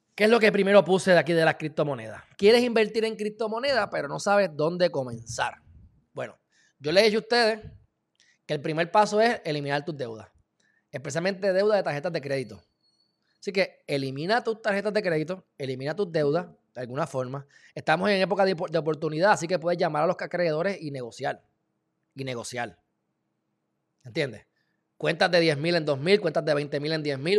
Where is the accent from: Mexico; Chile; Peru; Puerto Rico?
Puerto Rico; yo soy puertorriqueño